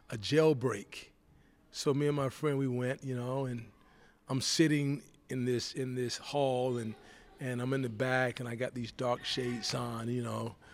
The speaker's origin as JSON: {"language": "English", "region": "Georgia", "country": "United States", "tie": "born or raised there", "said": "As a matter of fact, I went back home to Georgia. Okay. Went to my hometown."}